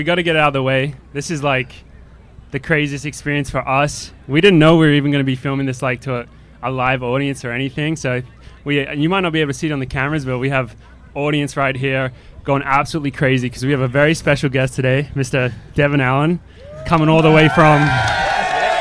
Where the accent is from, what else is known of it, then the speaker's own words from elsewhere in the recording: Australia; Australian Olympian in the 5K, Tokyo